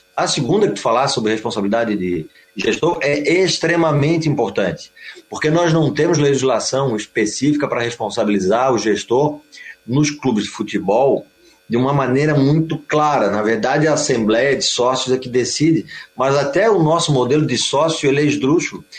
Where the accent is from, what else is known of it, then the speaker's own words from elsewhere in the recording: Florianópolis, Santa Catarina, Brazil; nós, né, que somos de Florianópolis